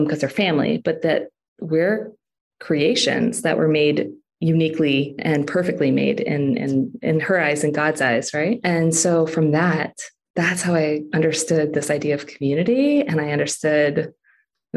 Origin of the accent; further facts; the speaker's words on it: Philippines; moved away; I grew up in the Philippines.